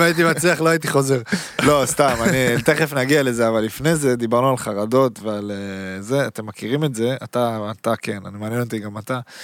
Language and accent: Hebrew; Haifa, Haifa District, Israel; also born or lived in Berlin; now in Tel Aviv, Israel; אני חיפאי, גרתי בתל אביב